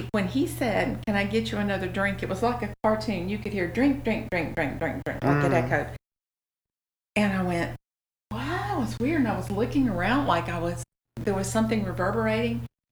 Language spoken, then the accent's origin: English; Memphis, Tennessee, United States; Born in Memphis